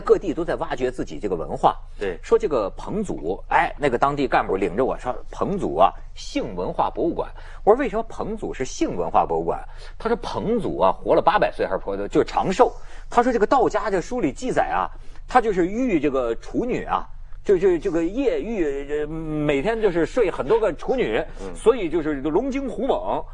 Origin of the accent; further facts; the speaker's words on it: Hebei, China; 我河北人呢